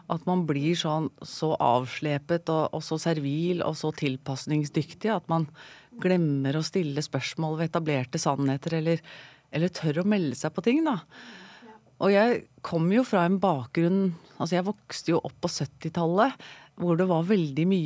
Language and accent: Norwegian; Sandefjord, Vestfold, Norway; Jeg er opprinnelig fra Sandefjord.